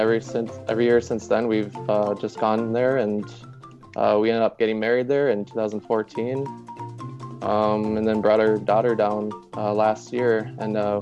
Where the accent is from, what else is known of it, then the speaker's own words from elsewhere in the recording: Winnipeg, Manitoba, Canada; From Winnipeg, Manitoba. It's quite cold up here.